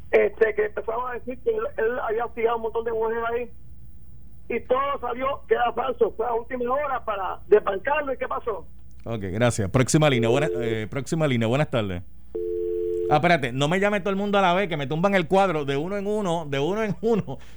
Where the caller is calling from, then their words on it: Bayamón, Puerto Rico; de Bayamón.